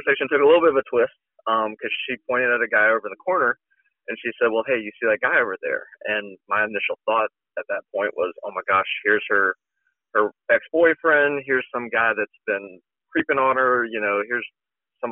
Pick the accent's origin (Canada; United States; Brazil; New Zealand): United States; Alabama; I grew up in very conservative Alabama